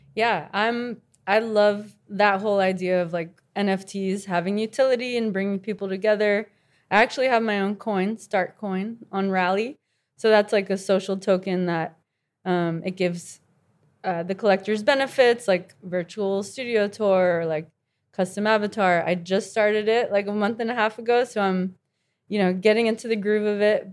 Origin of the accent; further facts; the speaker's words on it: Miami, Florida, United States; I grew up in Miami